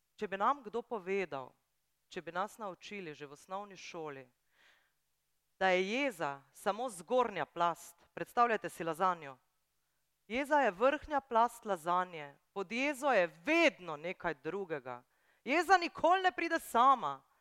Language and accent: Slovenian; Brunšvik, Drava, Slovenia; Jaz sem iz Brunšvika, to je ena majhna vas